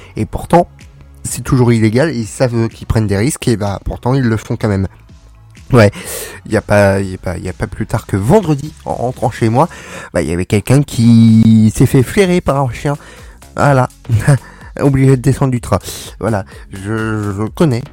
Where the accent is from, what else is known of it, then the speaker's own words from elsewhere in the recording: France; on est français, ici on est un pays répressif